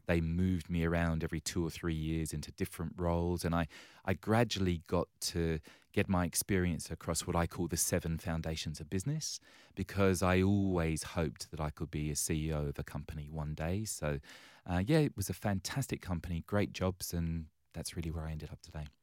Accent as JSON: {"language": "English", "region": "London", "country": "United Kingdom", "tie": "born or raised there", "moved": "yes", "lives_now": "Western Australia, Australia", "said": "I was born and raised on the wrong side of the railway tracks in London town."}